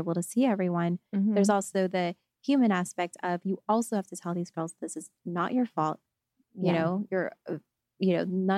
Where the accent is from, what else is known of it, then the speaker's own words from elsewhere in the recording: Texas, United States; moved away; this Texas girl